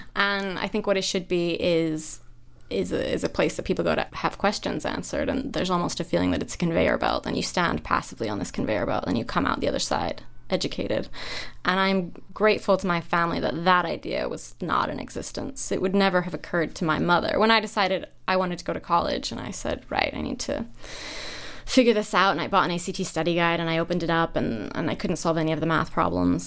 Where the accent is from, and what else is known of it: Idaho, United States; born or raised there; moved away; also born or lived in Cambridge